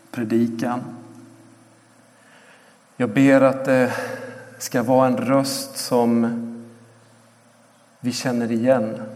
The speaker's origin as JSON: {"language": "Swedish", "country": "Ecuador", "tie": "born or raised there", "said": "Eh, jag växte upp i Ecuador, föddes där på 3000 meters höjd och eh, sprang runt där på gatorna och torgen eh, och lekte med de ekvatorianska barnen. Och på många sätt så blev Ecuador mitt hem"}